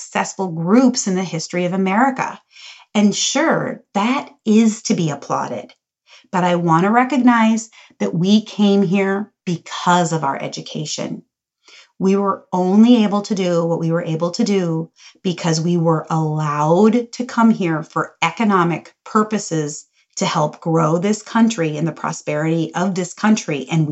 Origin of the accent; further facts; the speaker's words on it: Cincinnati, Ohio, United States; also born or lived in Green Bay, Wisconsin; I was born in Green Bay, Wisconsin, and then we moved to Cincinnati, Ohio. I grew up in a really joyful, loving family